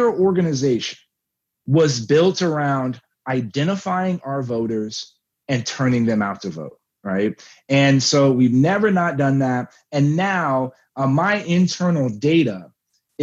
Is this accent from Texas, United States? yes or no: yes; Texas, United States; moved back to my hometown